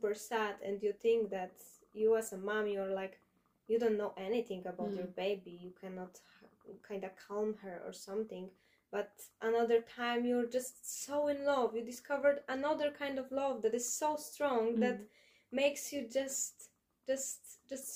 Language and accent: English; Poland; I'm from Poland